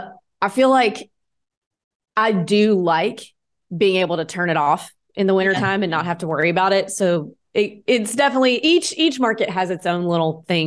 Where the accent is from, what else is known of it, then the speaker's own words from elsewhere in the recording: the South, United States; this is a lot of psychology, like from watching my mom and just growing up in the South.